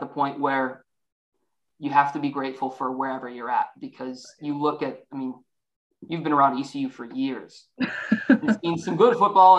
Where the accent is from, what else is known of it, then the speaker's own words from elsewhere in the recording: Illinois, United States; I'm from Illinois. Okay. I'm Midwest.